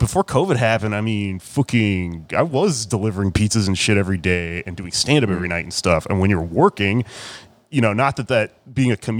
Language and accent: English; Texas, United States; as Texan, as a young person, I got convinced by just conservative people around me